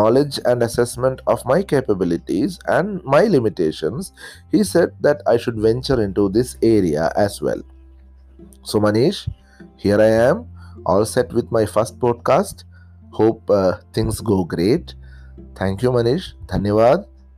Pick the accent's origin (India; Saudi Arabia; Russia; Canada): India; Kerala; accent: Malayalam; first language Malayalam; English is a second language; from the state of Kerala, India